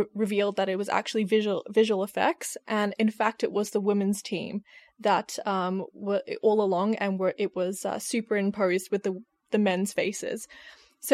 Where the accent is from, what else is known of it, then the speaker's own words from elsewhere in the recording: Australia; now in United Kingdom; I'm an Australian in the UK.